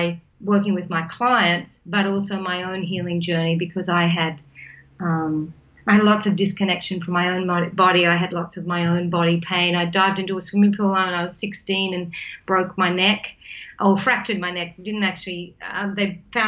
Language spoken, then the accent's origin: English; New South Wales, Australia; I grew up in New South Wales, Australia, as a country girl on a farm